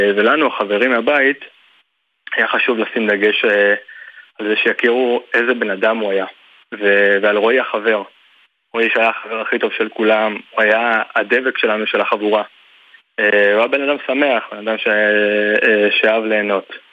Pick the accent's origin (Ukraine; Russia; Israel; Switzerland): Israel; Tzur Moshe, Central District; אני נולדתי במושב